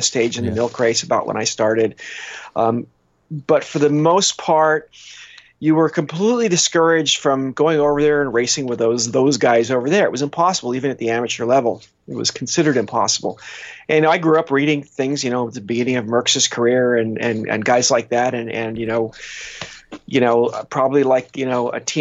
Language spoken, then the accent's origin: English; California, United States; we're from California